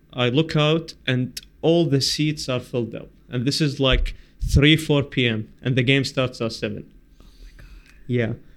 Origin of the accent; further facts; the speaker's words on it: Basra, Basra Governorate, Iraq; I am from Basra